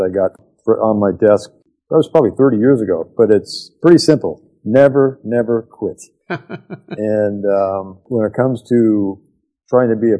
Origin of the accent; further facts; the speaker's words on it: Canada; As a Canadian boy